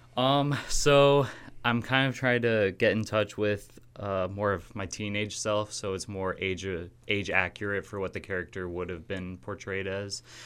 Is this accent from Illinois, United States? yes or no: yes; Kewanee, Illinois, United States; I'm from Kewanee, Illinois, so pretty local